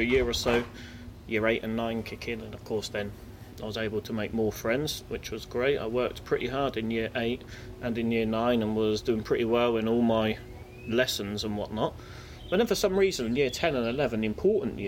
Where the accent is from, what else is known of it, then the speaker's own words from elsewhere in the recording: Reading, South East England, United Kingdom; I was born in Royal Berkshire Hospital in 1982